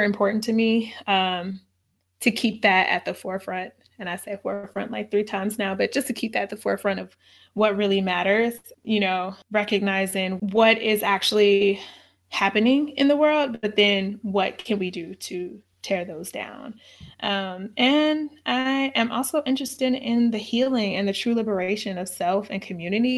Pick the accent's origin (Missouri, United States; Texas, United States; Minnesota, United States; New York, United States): Missouri, United States; St. Louis; I'm from St. Louis, and St. Louis is a place where there is segregation.